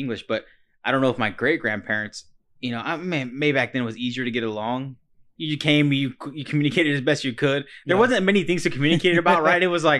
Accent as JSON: {"language": "English", "country": "United States", "tie": "born there", "said": "it's not my fault that I was born in America."}